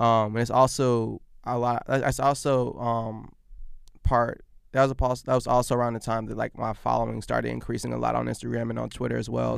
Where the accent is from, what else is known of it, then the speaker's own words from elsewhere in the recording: Virginia, United States; also born or lived in Abbeville, Alabama; we were there probably until I was in, I think my, my, maybe my, my first, my, my first grade, first grade.